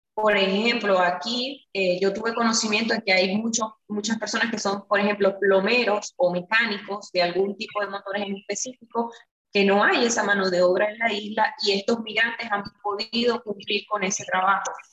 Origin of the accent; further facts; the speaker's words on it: Venezuela; moved away as an adult; now in Curaçao; cuando salí de Venezuela, llego aquí